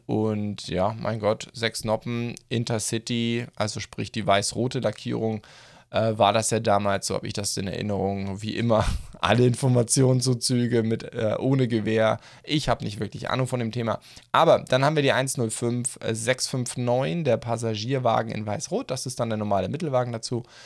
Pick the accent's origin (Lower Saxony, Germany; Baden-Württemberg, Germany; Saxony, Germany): Baden-Württemberg, Germany; Black Forest; bei uns im Schwarzwald